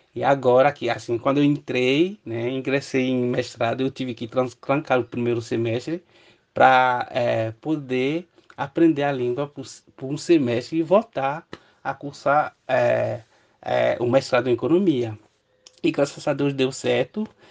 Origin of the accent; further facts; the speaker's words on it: Benin; Portuguese is a second language; moved away as an adult; now in Brazil; eu sou do Benin, país da África Ocidental